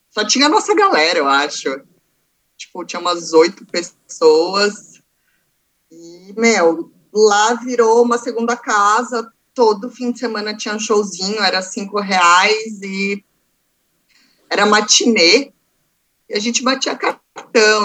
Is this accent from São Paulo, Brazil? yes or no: yes; Santos, São Paulo, Brazil; eu nasci em São Paulo, capital, porém, eu vivi metade da minha vida em Santos